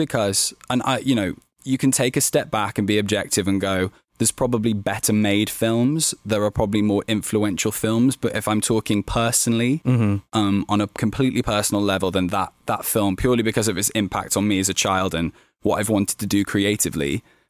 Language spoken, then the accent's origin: English; Birmingham, West Midlands, United Kingdom; I was from Birmingham, which is in the West Midlands of the UK, but where I grew up was kind of like a small town, basically.